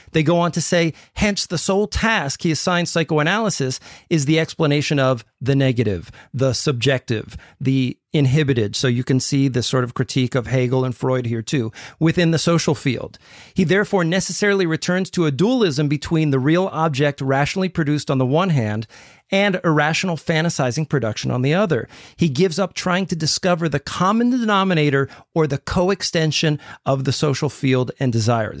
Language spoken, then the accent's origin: English; United States; I'm speaking as an American here